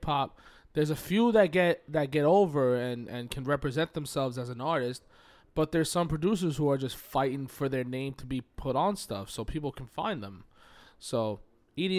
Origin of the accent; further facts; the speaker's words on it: New York, United States; I feel like I'm a New Yorker